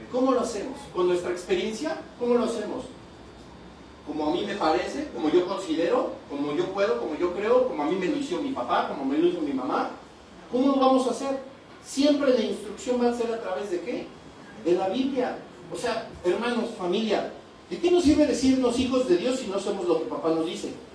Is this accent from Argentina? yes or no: no; Toluca, State of Mexico, Mexico; de México